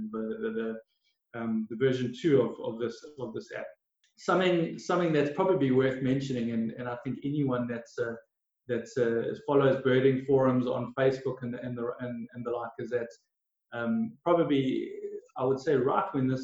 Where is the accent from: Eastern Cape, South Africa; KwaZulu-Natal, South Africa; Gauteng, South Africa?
KwaZulu-Natal, South Africa; Durban; also born or lived in Ballito; I'm born and raised in South Africa, in Durban and KZN.